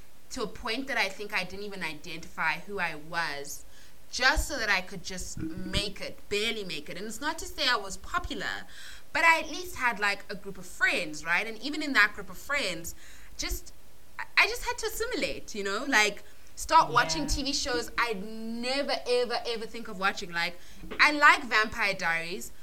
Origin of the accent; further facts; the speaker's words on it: South Africa; first language English; I'm from South Africa, but my parents are from Malawi.